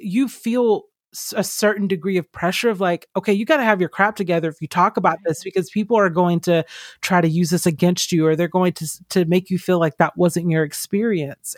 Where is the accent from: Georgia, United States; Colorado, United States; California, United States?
Georgia, United States; I grew up in Georgia